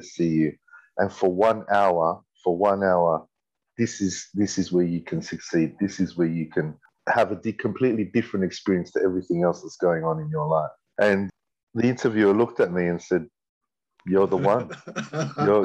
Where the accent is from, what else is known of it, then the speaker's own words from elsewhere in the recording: Sydney, New South Wales, Australia; I was born here in Sydney, Camperdown Children's Hospital. Grew up in Petersham, that's the inner west Sydney